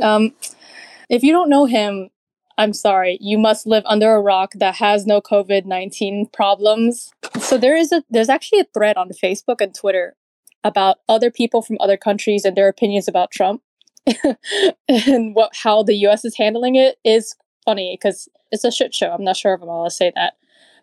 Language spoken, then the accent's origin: English; Texas, United States; I grew up in Texas, so I'm used to it